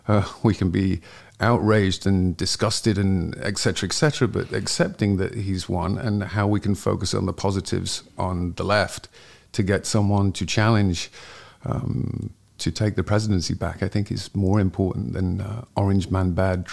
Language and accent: English; Ainsdale, North West England, United Kingdom; moved away as an adult; now in Los Angeles, United States; originally I'm from Northwest England, a little village called Ainsdale by the sea, close to a town called Southport, about 30 minutes north and 30 minutes west of Manchester, and currently reside in Los Angeles.